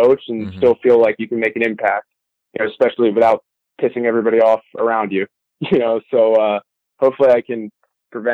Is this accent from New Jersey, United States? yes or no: yes; New Jersey, United States; moved away as an adult; also born or lived in Louisiana; I grew up in New Jersey